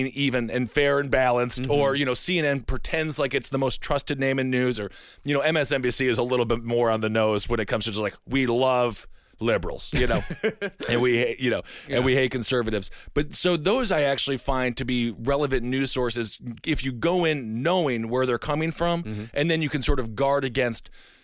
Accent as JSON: {"language": "English", "region": "Wisconsin", "country": "United States", "said": "I'm from Wisconsin."}